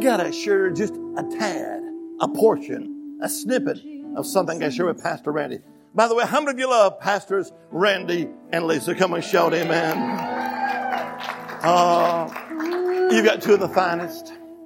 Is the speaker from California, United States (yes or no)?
no; Alabama, United States; now in Virginia, United States; But originally, I'm from the Holy Land. Amen. Alabama.